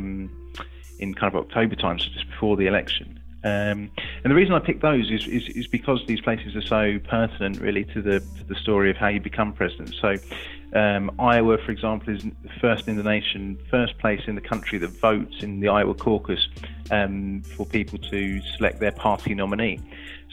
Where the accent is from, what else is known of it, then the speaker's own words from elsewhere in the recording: England, United Kingdom; being an Englishman abroad there